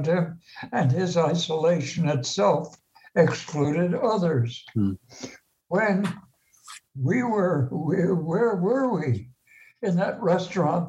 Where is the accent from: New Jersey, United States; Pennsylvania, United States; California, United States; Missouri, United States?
New Jersey, United States; Maplewood; moved away; I grew up in Maplewood nearby